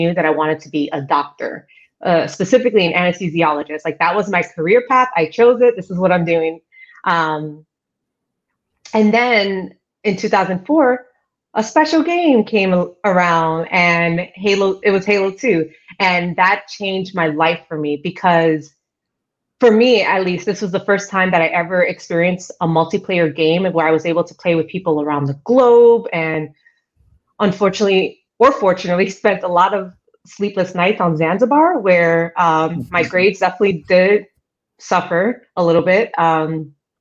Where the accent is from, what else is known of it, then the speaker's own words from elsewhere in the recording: New York City, New York, United States; moved away as an adult; also born or lived in Ecuador (family); now in Seattle, United States; I was born in Queens, New York. I've been here in Seattle now for about the same amount of time I've been in the industry. So I'm kind of curious when I'm going to consider myself a Seattleite. Still questionable because I still consider myself a New Yorker